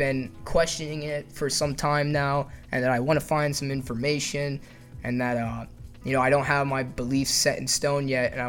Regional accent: United States; I'm an American

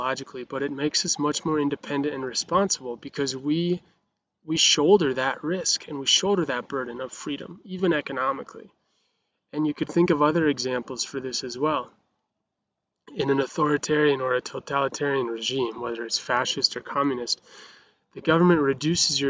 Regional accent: Montana, United States; I grew up in Montana, which is the freest place on the whole planet

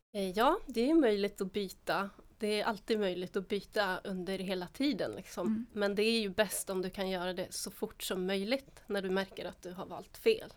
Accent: Finland; moved away as an adult; now in Sweden; Jag gick gymnasiet i Finland, ah. där jag är född

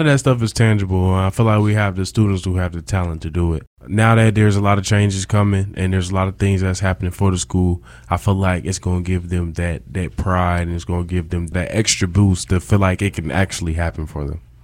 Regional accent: Rochester, New York, United States; I'm from Rochester, New York. upstate New York.

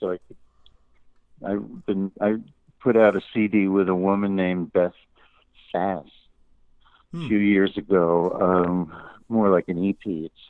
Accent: New York City, New York, United States; moved away as an adult; now in Tennessee, United States; I inherited the house I grew up in Queens, and we moved back to Queens

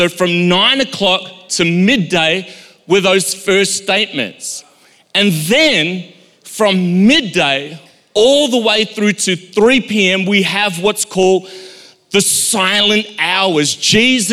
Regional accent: Durban, KwaZulu-Natal, South Africa; when I was a child, growing up in Durban, South Africa

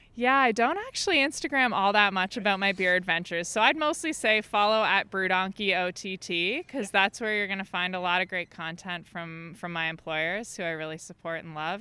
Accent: Dufferin County, Ontario, Canada; now in Ottawa, Canada; I'm from Dufferin County, which is uh, yeah in more southern Ontario.

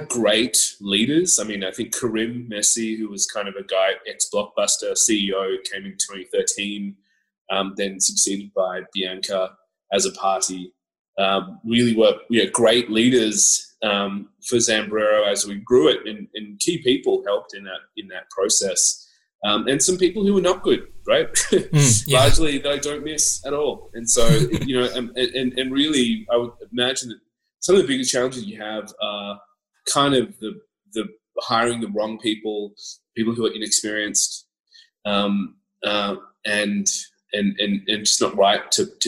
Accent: Canberra, Australian Capital Territory, Australia; also born or lived in Scotland; I grew up in Canberra

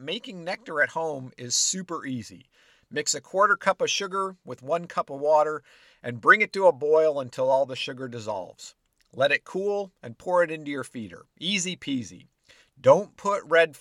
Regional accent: Illinois, United States; Growing up in Illinois

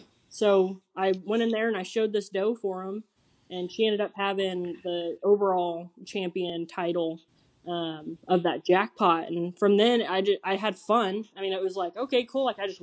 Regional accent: Piedmont, Oklahoma, United States; My whole life. I grew up about a mile from where I live now.

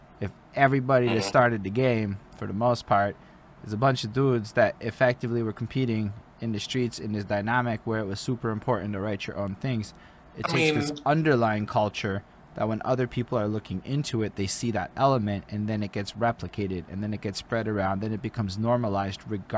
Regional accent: Canada; I grew up in Canadian poor, which is just, come on, it's Canadian poor.

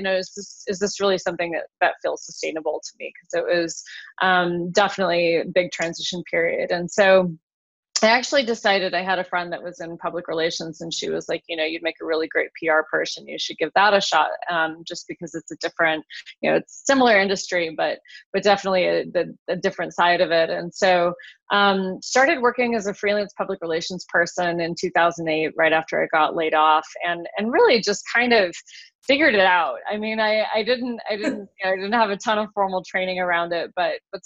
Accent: Wyoming, United States; moved away as an adult; now in Colorado, United States; I'm from Wyoming originally. Grew up in a small town in Wyoming and moved to Colorado about 25 years ago for college.

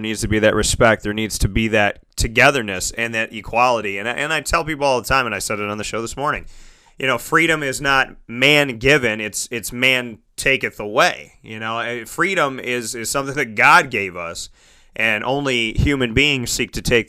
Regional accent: Syracuse, New York, United States; I grew up in Syracuse as well

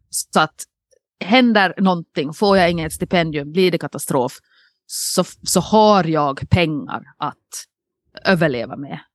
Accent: Nykarleby, Ostrobothnia, Finland; now in Åland, Finland; en Nykarleby-räv på sig, alltså en, en, en räv från min hemstad

